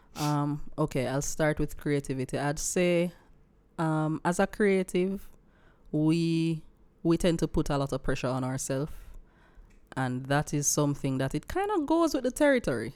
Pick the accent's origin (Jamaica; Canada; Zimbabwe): Jamaica; Silo, Saint Elizabeth; I come from Silo, in Saint Elizabeth